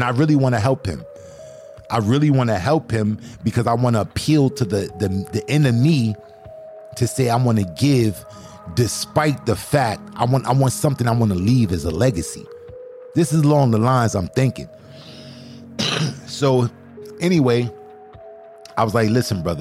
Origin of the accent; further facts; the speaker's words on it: New York City, New York, United States; I'm from Brooklyn